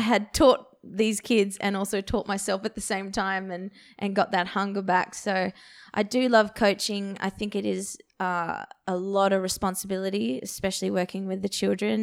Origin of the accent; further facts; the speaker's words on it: Perth, Western Australia, Australia; I grew up in Perth